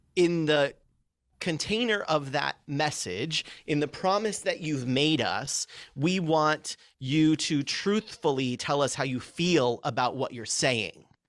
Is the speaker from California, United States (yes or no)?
yes; California, United States; moved away; also born or lived in Chicago; I grew up out here. So we moved to California